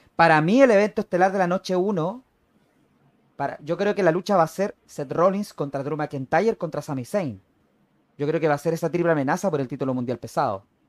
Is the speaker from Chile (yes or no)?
yes; Chile; also born or lived in Arica, Chile; yo que soy de Chile, yo que vivo en la ciudad de Arica, en la, en la parte norte del país